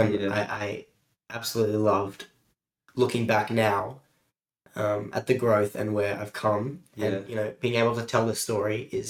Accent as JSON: {"language": "English", "town": "Sydney", "region": "New South Wales", "country": "Australia", "tie": "born or raised there", "said": "So I'm from Australia. And I'm from the Northern Beaches in Sydney, more specifically Newport. I've grown up here all my life. I'm 18 years of age, and throughout that time, I've moved around the Northern Beaches."}